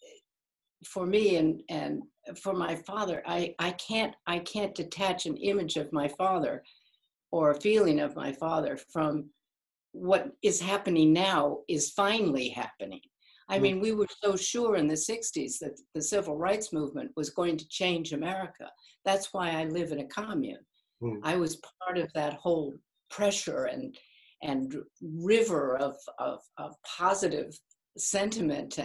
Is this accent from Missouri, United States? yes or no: yes; Kansas City, Missouri, United States; now in Martha's Vineyard, United States; I grew up in Kansas City, Missouri